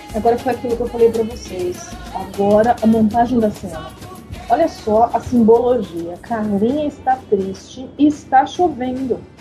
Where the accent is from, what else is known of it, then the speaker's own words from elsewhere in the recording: São Paulo, Brazil; sem ofender a minha terra